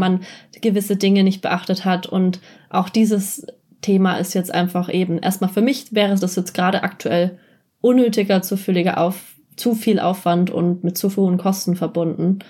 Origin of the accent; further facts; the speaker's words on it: Germany; ich fühle mich nicht mehr als Deutsche